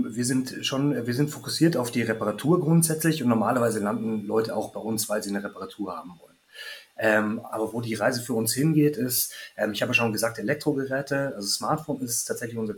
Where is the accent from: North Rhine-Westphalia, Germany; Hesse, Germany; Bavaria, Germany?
Bavaria, Germany; Munich; now in Berlin, Germany; komme eigentlich aus München, bin gebürtiger Münchner, aus einer Großfamilie und ähm, ja, bin dann eigentlich in die nächstgrößere Stadt gezogen, von München nach Hamburg, nach Berlin